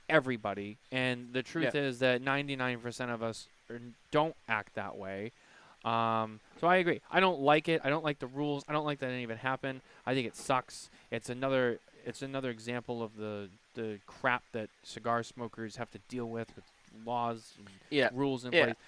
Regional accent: Boston, Massachusetts, United States; I'm from Boston

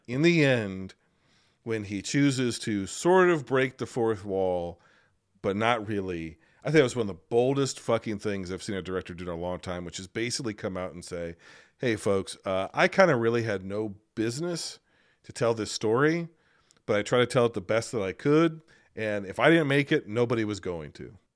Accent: United States

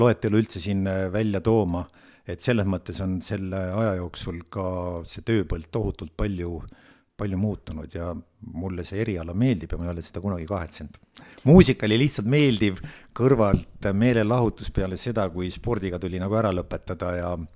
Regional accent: Otepää, Valga County, Estonia; moved away as an adult; now in Tallinn, Estonia; kogu minu lapsepõlv ja kooliaeg ongi möödunud Otepääl

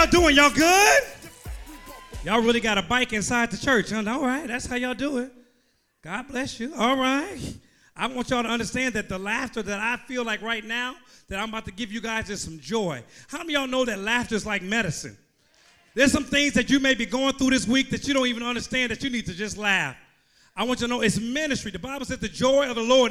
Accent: Oakland, California, United States; I'm from Oakland, California

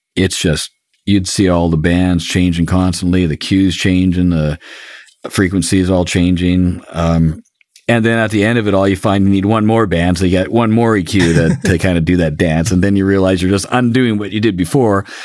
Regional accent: Canada; I'm Canadian

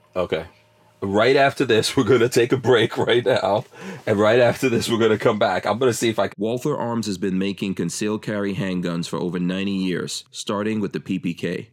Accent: New York, United States; growing up in New York

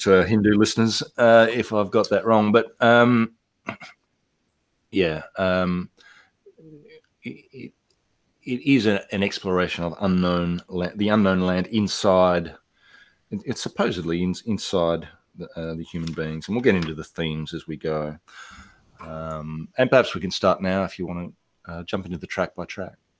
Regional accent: Australia; also born or lived in Italy; now in Indonesia; I was in Australia in my home in my hometown

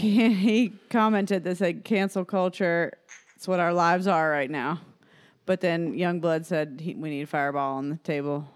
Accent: Fort Myers, Florida, United States; I was born in Fort Myers, Florida

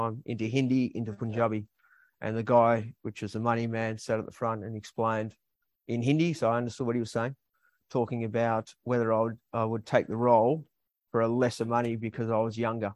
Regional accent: Melbourne, Victoria, Australia; I'm originally from Melbourne

